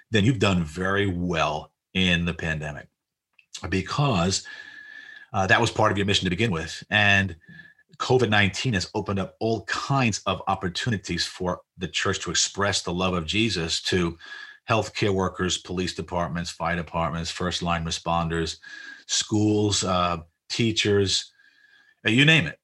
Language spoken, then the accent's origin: English; New York City, New York, United States; moved away; I was born in Jackson Heights, but we, we, we were living in Maspeth